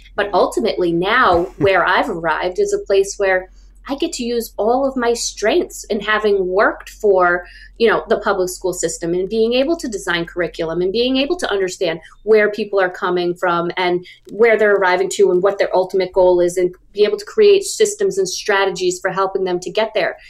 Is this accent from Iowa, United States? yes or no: no; about 90 miles north of New York City, United States; I was raised about 90 miles north of New York City